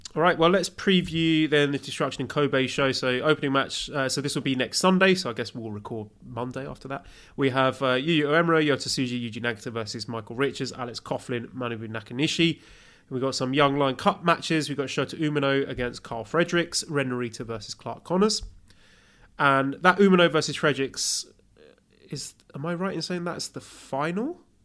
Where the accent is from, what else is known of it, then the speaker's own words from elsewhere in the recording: United Kingdom; I'm British.